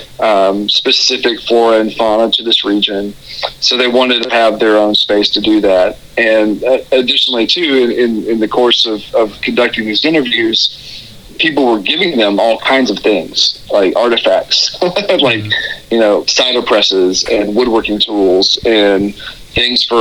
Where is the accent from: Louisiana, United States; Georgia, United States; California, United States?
Georgia, United States; Habersham County; I grew up in the county just south of where I live now in Raven. So I grew up in Habersham County